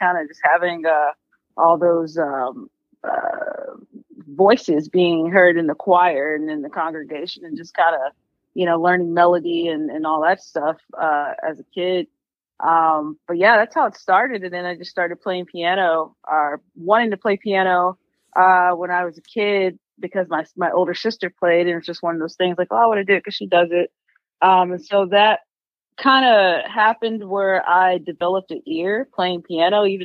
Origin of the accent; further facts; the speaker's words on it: Corsicana, Texas, United States; now in Austin, United States; I'm from Corsicana, Texas